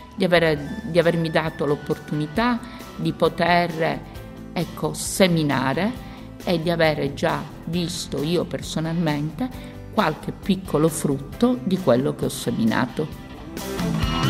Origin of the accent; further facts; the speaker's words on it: Palermo, Sicily, Italy; vengo dalla Sicilia, da Palermo